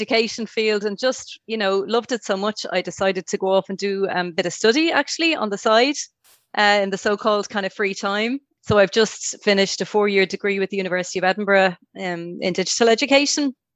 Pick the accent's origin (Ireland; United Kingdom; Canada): Ireland; Dublin, Leinster; moved away as an adult; now in Brussels, Belgium; I'm based in Brussels. I'm from Dublin, from Marino, actually, originally.